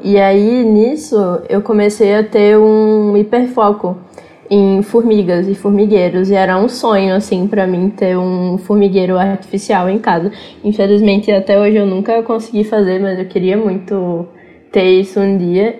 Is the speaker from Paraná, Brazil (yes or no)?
no; Natal, Rio Grande do Norte, Brazil; now in São Paulo, Brazil; Eu sou de Natal, lá no Rio Grande do Norte. Atualmente eu moro aqui em São Paulo